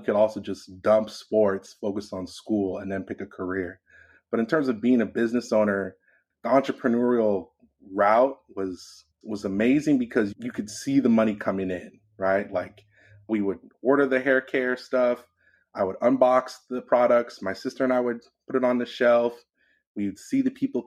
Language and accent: English; Los Angeles, California, United States; I'm born and raised in Los Angeles, California